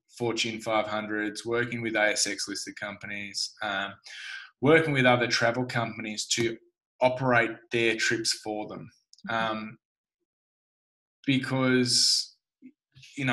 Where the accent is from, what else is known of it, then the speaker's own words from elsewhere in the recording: Tasmania, Australia; I grew up in Tasmania